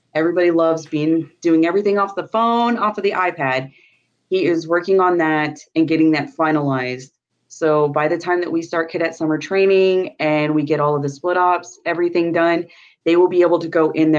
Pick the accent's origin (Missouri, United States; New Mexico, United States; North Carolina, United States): New Mexico, United States; You came from Florida and I came from New Mexico.